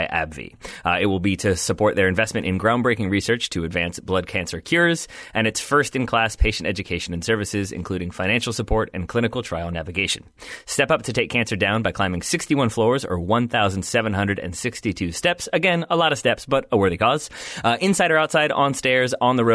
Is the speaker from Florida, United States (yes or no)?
no; Richmond, Virginia, United States; the Richmond Kickers, which is my hometown, hometown club